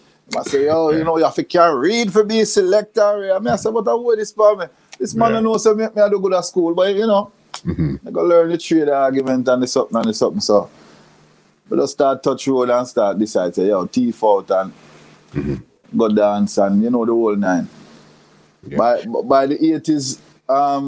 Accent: Montego Bay, Saint James, Jamaica; I was born and raised in Moby, mm-hmm. Montego Bay, Jamaica

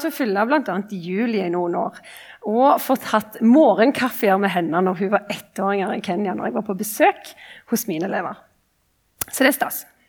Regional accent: Ombo, Rogaland, Norway; moved away as an adult; now in Oslo, Norway; er kristen og kommer ifra liksom, Ombo

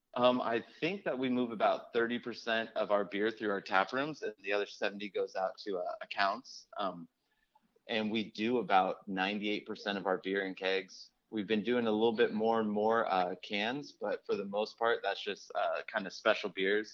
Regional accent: Sacramento, California, United States; now in Oakland, United States; I grew up in Sacramento

